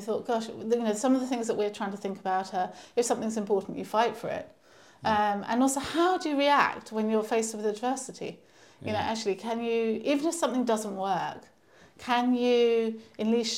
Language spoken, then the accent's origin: English; Canterbury, South East England, United Kingdom; born or raised there; moved away as an adult; also born or lived in London